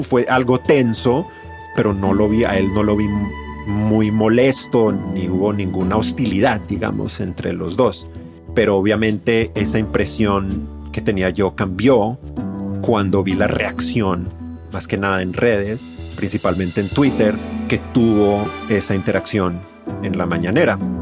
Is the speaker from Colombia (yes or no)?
yes; Colombia; now in Mexico; La gente encontró que yo soy colombiano, se dio cuenta de que yo soy colombiano